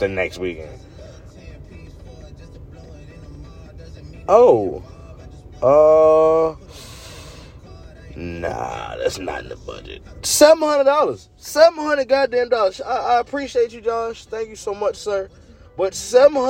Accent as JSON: {"language": "English", "town": "Fredericksburg", "region": "Virginia", "country": "United States", "said": "I'm so from Fredericksburg"}